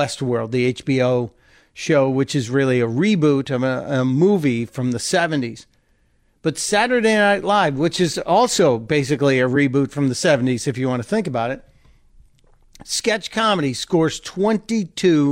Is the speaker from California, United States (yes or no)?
no; Chicago, Illinois, United States; now in Delaware, United States; I grew up in Chicago